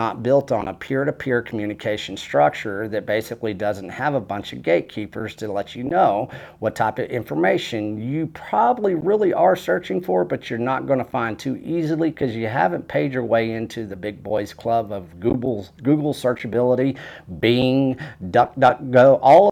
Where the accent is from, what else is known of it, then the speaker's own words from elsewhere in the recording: Canyon, Texas, United States; I basically went to my hometown. That's where I landed after harvest, Canyon, Texas, Randall County.